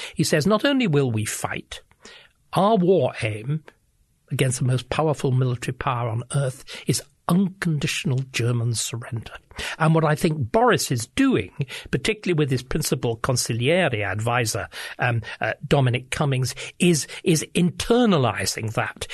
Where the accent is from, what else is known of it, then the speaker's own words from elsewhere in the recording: England, United Kingdom; I speak as an Englishman